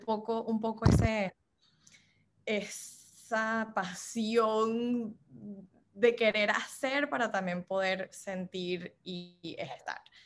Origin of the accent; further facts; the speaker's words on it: Miami, Florida, United States; accent: Venezuelan; also born or lived in Louisiana / California / Washington, D.C. / Costa Rica; yo soy del sur de la Florida, así es como me presento normalmente, pero nací en Luisiana, aquí en los Estados Unidos